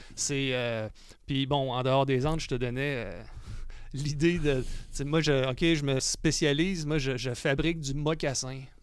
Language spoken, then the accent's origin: French; Quebec City, Quebec, Canada; je suis né à Québec